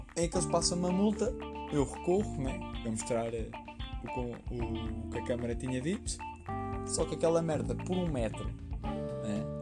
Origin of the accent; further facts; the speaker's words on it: Leiria, Centro, Portugal; moved away; eu em Leiria é onde eu sou originalmente